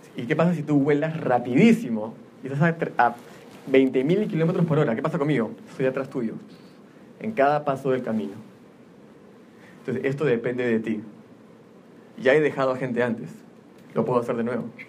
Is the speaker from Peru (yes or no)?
yes; Peru